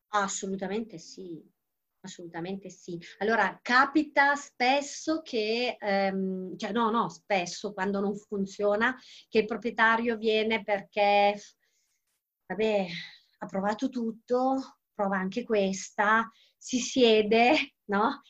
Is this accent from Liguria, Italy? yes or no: no; Calabria, Italy; moved away; al mare in Calabria perché io sono calabrese.